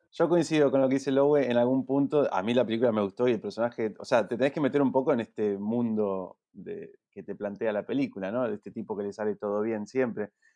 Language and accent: Spanish; Neuquén, Argentina; moved away; yo crecí en Neuquén